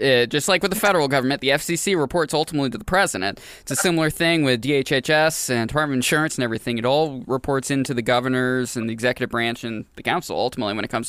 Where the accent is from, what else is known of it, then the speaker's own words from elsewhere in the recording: Maine, United States; now in New Hampshire, United States; I came from Maine. I moved to New Hampshire full-time 11 years ago.